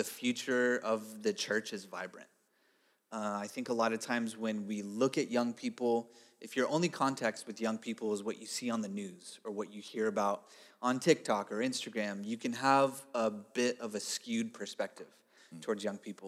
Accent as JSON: {"language": "English", "town": "Downey", "region": "California", "country": "United States", "tie": "born or raised there", "moved": "as an adult", "lives_now": "Everett, United States", "said": "I grew up in a city called Downey. So it's about 15 miles east of Los Angeles."}